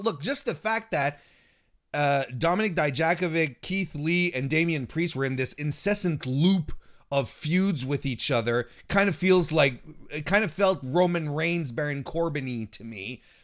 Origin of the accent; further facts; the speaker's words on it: Quebec, Canada; technically, I'm from Quebec